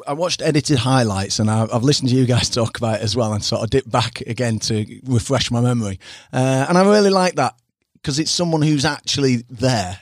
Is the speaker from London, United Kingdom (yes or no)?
no; Harrogate, Yorkshire and the Humber, United Kingdom